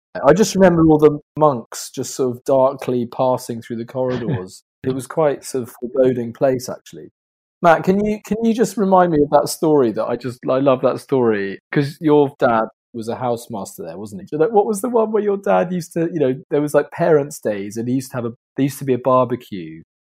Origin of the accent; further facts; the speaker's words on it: South East England, United Kingdom; also born or lived in Bahrain / Saudi Arabia; Yeah, I was born in Bahrain, and then I'm not from Somerset, I'm not from that area. And then I lived in Saudi Arabia a bit after Bahrain, and then moved back to England when I was probably about six, back to Sussex